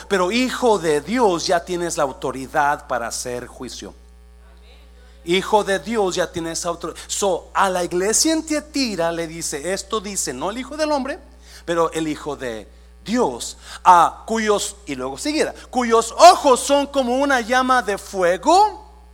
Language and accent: Spanish; Mexico; moved away as an adult; now in United States; Yo llegué de 18 años de México